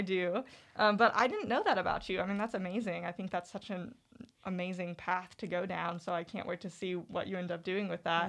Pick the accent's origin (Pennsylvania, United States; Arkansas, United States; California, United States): Arkansas, United States; Eureka Springs; I'm from Eureka Springs